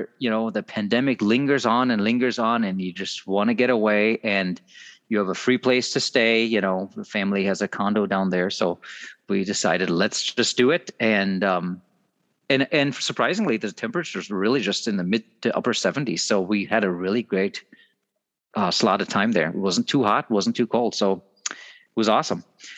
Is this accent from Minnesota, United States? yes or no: yes; Minnesota, United States; We're all here from Southeastern Minnesota.